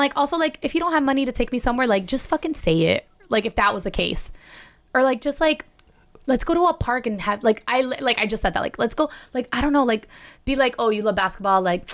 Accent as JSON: {"language": "English", "town": "Miami", "region": "Florida", "country": "United States", "moved": "yes", "lives_now": "Los Angeles, United States", "said": "I'm from Miami."}